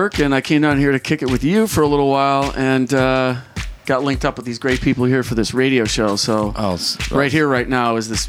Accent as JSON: {"language": "English", "town": "Buffalo", "region": "New York", "country": "United States", "moved": "yes", "lives_now": "San Francisco, United States", "said": "I'm from Buffalo, New York."}